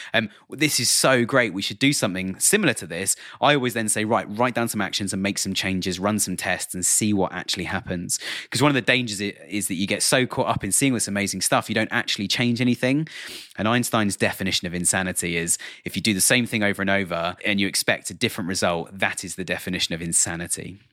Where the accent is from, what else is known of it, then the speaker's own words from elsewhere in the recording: United Kingdom; accent: British; I'm sitting here in the U K, um, as you can probably tell by my British accent